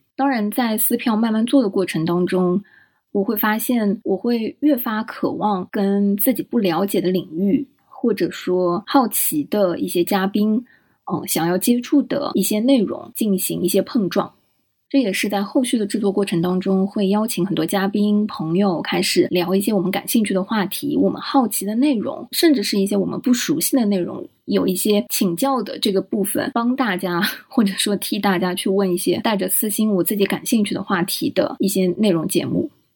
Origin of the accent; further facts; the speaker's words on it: Shanghai, China; 作为一个从小出生在上海，长在上海，然后在上海念书、工作